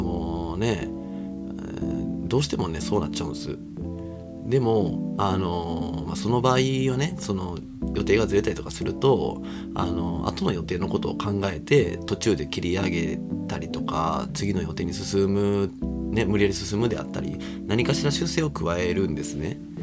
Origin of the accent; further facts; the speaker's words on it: Kobe, Hyogo, Japan; moved away; 地元神戸を経由してですね